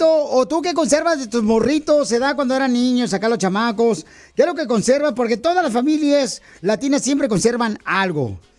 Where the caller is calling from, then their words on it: Minnesota, United States; acá de Minnesota